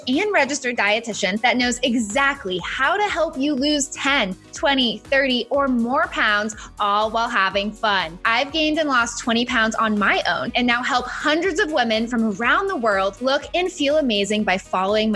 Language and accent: English; Massachusetts, United States; moved away as an adult; also born or lived in Florida; I was born and raised in Massachusetts.